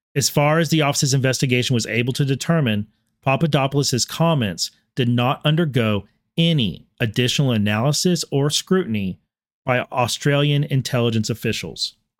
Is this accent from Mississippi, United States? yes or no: no; Texas, United States; I am also a Texan by birth and always will refer to myself as Texan first